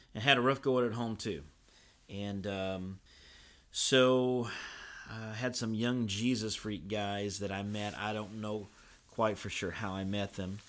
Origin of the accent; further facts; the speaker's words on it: Evansville, Indiana, United States; I grew up in Evansville